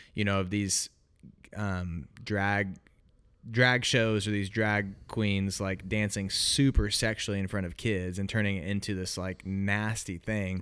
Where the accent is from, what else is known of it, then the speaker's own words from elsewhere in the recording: Oregon, United States; moved away as an adult; also born or lived in Illinois; I grew up in Oregon, went to college, uh, in Illinois